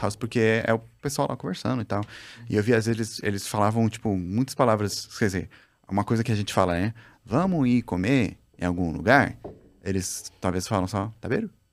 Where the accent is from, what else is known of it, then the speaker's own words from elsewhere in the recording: Brazil; sou brasileiro